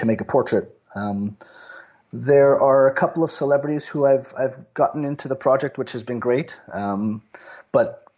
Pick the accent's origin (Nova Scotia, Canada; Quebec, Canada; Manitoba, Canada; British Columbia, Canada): Quebec, Canada; Montreal; I grew up in Montreal, and shinny was just the way we lived our winters